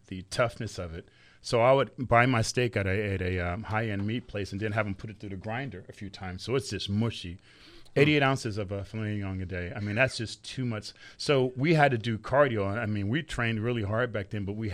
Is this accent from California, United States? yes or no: yes; California, United States; now in Las Vegas, United States; I'm from California